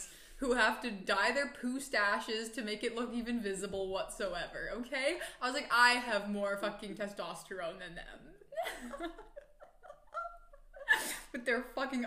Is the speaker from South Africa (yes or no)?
no; Comox, British Columbia, Canada; I'm from the Comox Valley